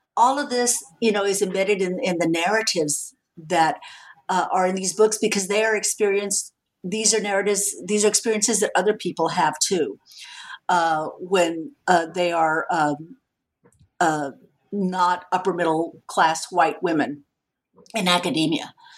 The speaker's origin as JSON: {"language": "English", "town": "San Antonio", "region": "Texas", "country": "United States", "tie": "born or raised there", "said": "I'm a Mexican American woman. I grew up in San Antonio, Texas"}